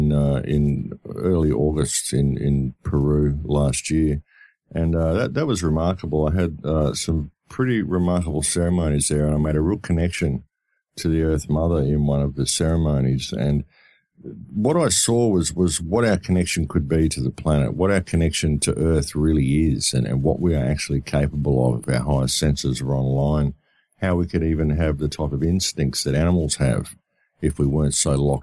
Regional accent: Australia; I come from Australia

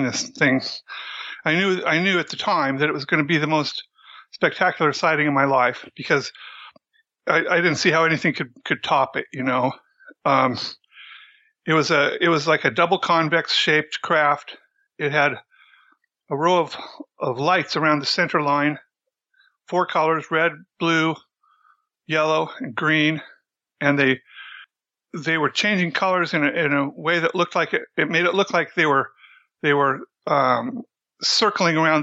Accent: Central Washington, United States; I grew up in Central Washington.

